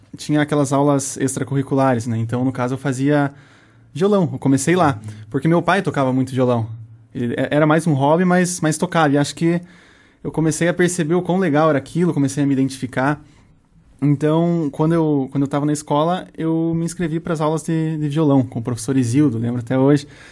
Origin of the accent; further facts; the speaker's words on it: Guarapuava, Paraná, Brazil; first language Portuguese; eu sou nascido e criado aqui em Guarapuava